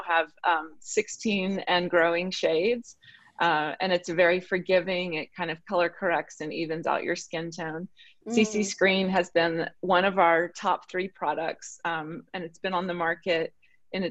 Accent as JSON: {"language": "English", "region": "the South", "country": "United States", "said": "I'm from the South"}